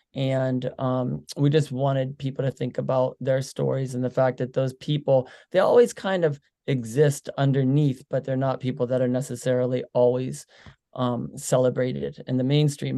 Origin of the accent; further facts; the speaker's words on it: Pittsburgh, Pennsylvania, United States; we're from Pittsburgh